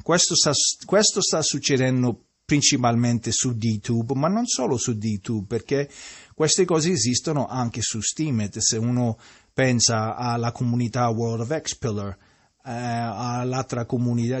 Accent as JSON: {"language": "Italian", "region": "Sicily", "country": "Italy", "said": "Io che sono siciliano"}